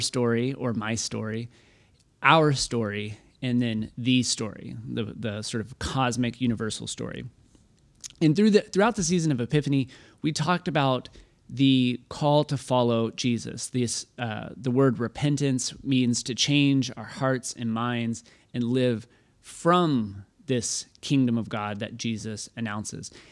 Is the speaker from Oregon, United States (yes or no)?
no; Waco, Texas, United States; I'm from Waco, so I got made fun of all the time growing up being from Waco